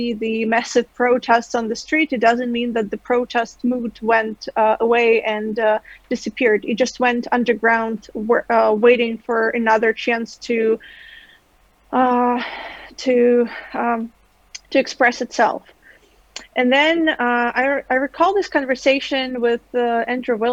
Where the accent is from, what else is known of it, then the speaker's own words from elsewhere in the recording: Belarus; moved away as an adult; my home country